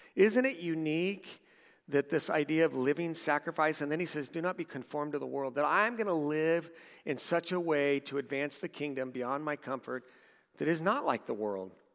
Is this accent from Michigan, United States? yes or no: no; Southern California, United States; moved away; We, we lived in a couple of houses in Southern California.